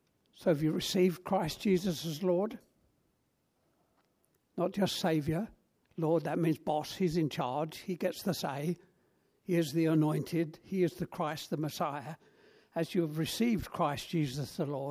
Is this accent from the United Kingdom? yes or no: yes; London, United Kingdom; moved away as an adult; also born or lived in Black Country, West Midlands; I grew up in South London, and North London was foreign parts